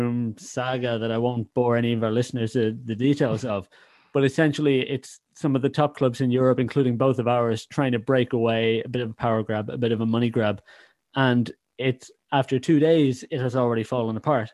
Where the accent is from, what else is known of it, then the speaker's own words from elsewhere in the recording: Ireland; can detect my accent, know I'm not from Liverpool, I'm not English, I'm Irish